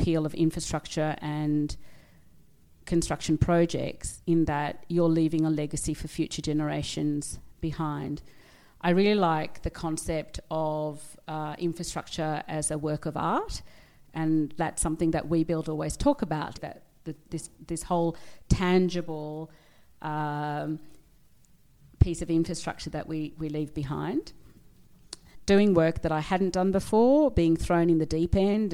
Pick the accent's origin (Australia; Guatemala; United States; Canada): Australia; also born or lived in Sri Lanka / near the Scottish border, United Kingdom / London, United Kingdom / Sydney, Australia; now in Italy; I am Australian, born in Sri Lanka, migrated to the UK when I was about three, grew up near the Scottish border, went to school in both London and up near the Scottish border, and then my family migrated to Australia in 1977 when I was almost 9 years old.